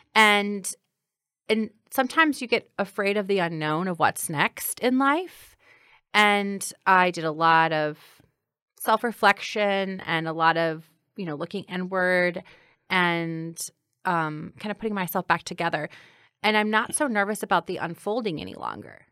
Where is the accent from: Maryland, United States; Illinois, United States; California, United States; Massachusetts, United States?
Illinois, United States; Granite City; now in Chicago, United States; growing up in Granite City